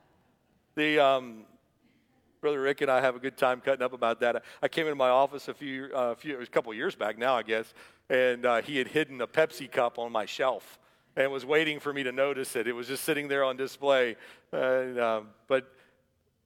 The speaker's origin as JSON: {"language": "English", "town": "Atlanta", "region": "Georgia", "country": "United States", "tie": "born or raised there", "said": "when I was a boy growing up in Atlanta"}